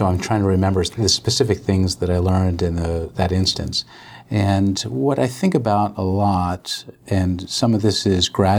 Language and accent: English; Maryland, United States; I grew up in Maryland